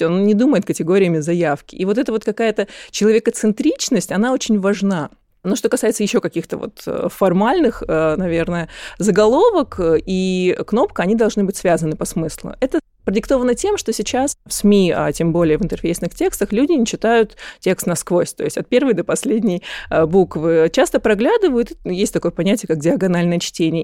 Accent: Krasnodar, Krasnodar Krai, Russia; moved away as an adult; now in Moscow, Russia; я сама из Краснодара

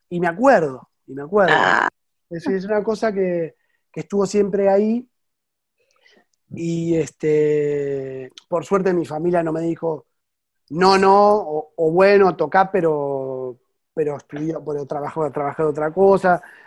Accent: Buenos Aires, Argentina; moved away as an adult; now in France; yo soy porteño

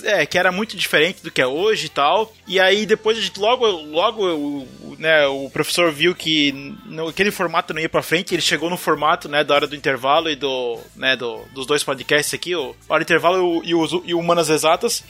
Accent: Santa Catarina, Brazil; accent: Santa Catarina; O meu sotaque de Santa Catarina

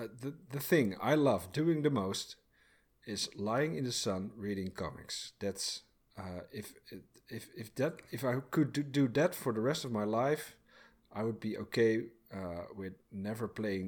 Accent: Egmond-Binnen, North Holland, Netherlands; now in Bordeaux, France; I grew up in Egmond Binnen.

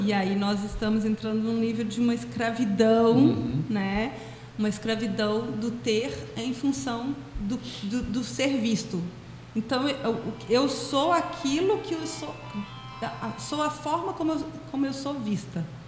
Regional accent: Brazil; no nosso país, especialmente eu, né, lá no meu estado

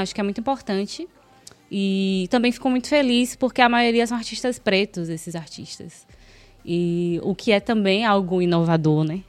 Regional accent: Salvador, Bahia, Brazil; Sou daqui de Salvador, sou de Pau da Lima

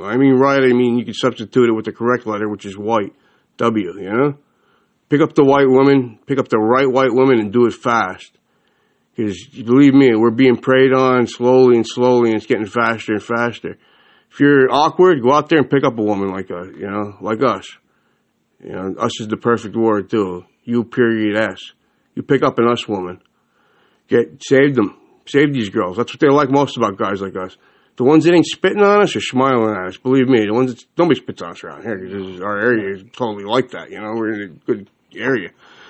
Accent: Ireland; my most important holiday coming up as an Irishman is Halloween

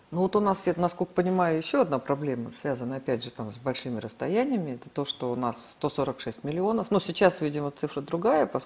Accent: Siberia, Russia; Ну, вот я родом из Сибири

